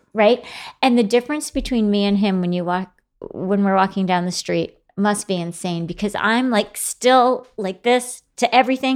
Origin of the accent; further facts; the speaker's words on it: Grand Rapids, Michigan, United States; moved away as an adult; now in New York City, United States; I grew up in Grand Rapids, Michigan, very quiet.